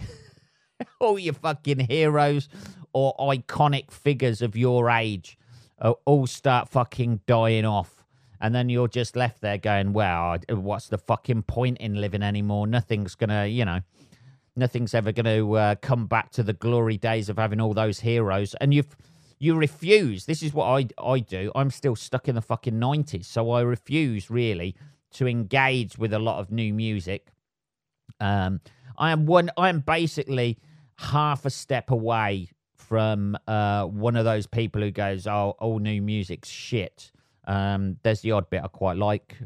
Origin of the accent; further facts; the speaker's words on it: England, United Kingdom; I am English